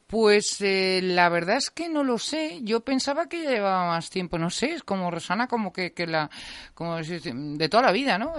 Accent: Teruel, Aragon, Spain; moved away; also born or lived in Madrid; soy de Teruel

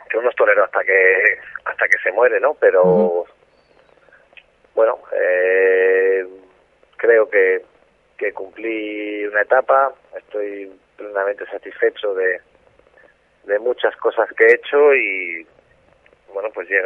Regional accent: Zaragoza, Aragon, Spain; moved away as an adult; Yo me siento aragonés por los cuatro costados y, y Zaragoza es mi tierra. ¿no?

